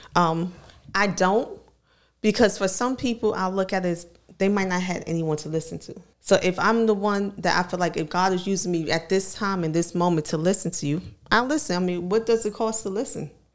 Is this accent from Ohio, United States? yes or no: no; New York City, New York, United States; now in Virginia, United States; I'm from New York, from Harlem specifically.